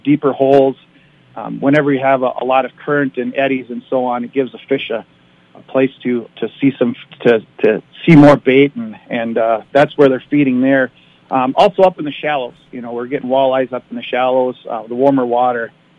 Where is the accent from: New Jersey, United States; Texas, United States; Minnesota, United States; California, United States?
Minnesota, United States; Rainy Lake; Born and raised on Rainy Lake.